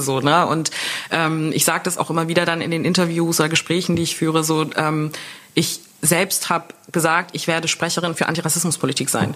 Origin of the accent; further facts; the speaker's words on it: Germany; bis ich zwölf war, also zwölf Jahre haben wir dann in Deutschland gelebt